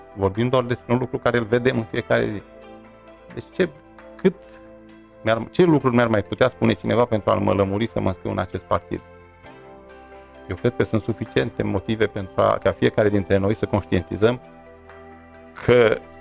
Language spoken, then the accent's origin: Romanian; near Iernut / Luduș, Mureș County, Romania; Iernu și Ludur sunt luate în vizor pentru că sunt orașele de lângă Mureș, de lângă mine, de unde m-am născut